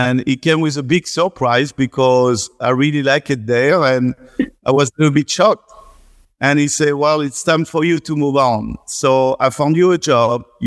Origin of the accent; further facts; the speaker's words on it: central France, France; accent: strong French; first language French; English is a second language; moved away as an adult; now in New York, United States; still have my strong French accent